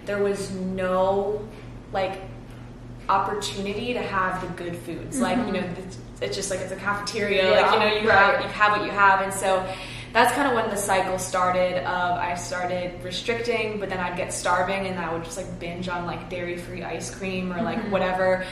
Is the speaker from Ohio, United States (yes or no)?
yes; Cincinnati, Ohio, United States; moved away as an adult; now in West Palm Beach, United States; I grew up in Cincinnati, Ohio. I moved down here about 6.5 years ago